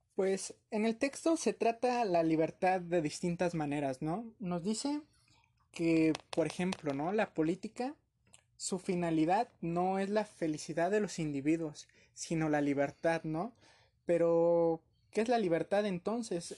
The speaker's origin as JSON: {"language": "Spanish", "country": "Mexico", "said": "como cultura mexicana"}